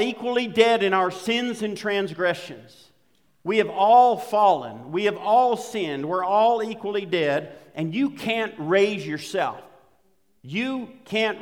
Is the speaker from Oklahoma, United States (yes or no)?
yes; Western Oklahoma, United States; I grew up in Western Oklahoma